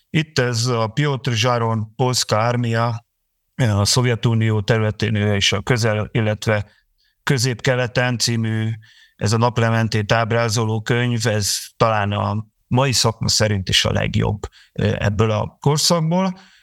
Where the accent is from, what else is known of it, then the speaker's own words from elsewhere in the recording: Hungary; Magyarországon vagyunk, és eh, magyarok vagyunk